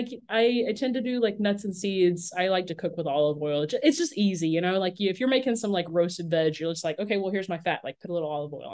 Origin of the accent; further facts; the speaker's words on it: Lebanon, Virginia, United States; now in Baton Rouge, United States; In Lebanon, Virginia.